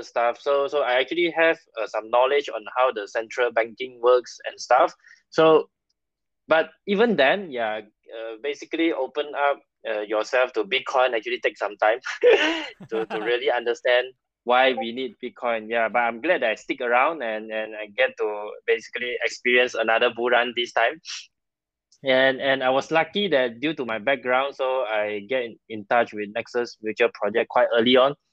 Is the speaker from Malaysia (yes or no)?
yes; Malaysia; I'm a Malaysian, so I work in Malaysia.